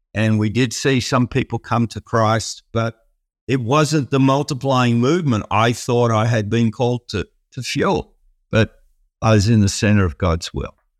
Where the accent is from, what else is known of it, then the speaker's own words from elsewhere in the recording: Melbourne, Victoria, Australia; also born or lived in Sydney; I was born in Sydney and early years there. And, and then most of my life, I've, in Australia, I've, I've lived in Melbourne. We moved down to Melbourne